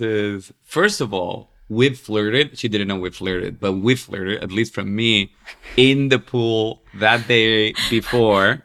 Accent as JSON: {"language": "English", "country": "Chile", "also_born_or_lived": "West Coast, United States", "moved": "as an adult", "lives_now": "New York, United States", "said": "i'm from chile and, and uh, being chilean"}